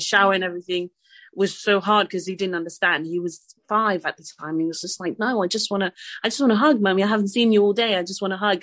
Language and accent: English; Côte d’Ivoire; also born or lived in France; now in United Kingdom; I'm French, um, I'm from the Ivory Coast as well.